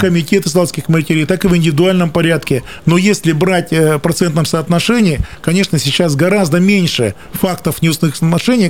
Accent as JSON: {"language": "Russian", "town": "Krasnoyarsk", "region": "Krasnoyarsk Krai", "country": "Russia", "tie": "born or raised there", "said": "Я сибиряк, я коренной красноярец"}